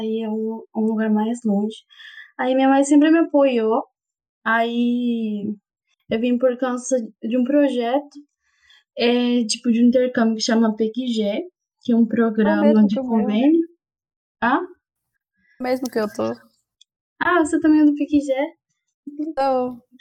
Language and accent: Portuguese; Honduras; Portuguese is a second language; moved away as an adult; now in Catalão, Brazil; eu sou de Honduras